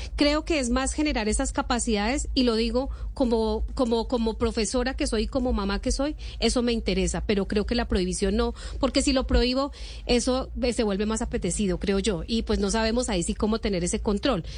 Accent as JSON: {"language": "Spanish", "region": "Boyacá", "country": "Colombia", "moved": "yes", "said": "Yo que soy de región y que voy a Boyacá eh, permanentemente"}